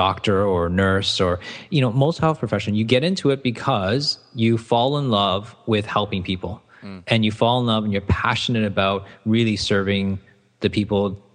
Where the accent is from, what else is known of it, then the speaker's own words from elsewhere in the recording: Toronto, Ontario, Canada; moved away; I'd gone to school in Toronto, Canada, so that's where my accent comes from